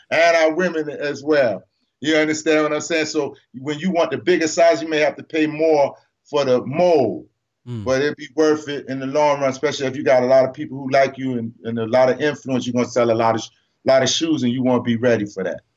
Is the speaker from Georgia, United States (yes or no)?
yes; Savannah, Georgia, United States; Savannah. That's my hometown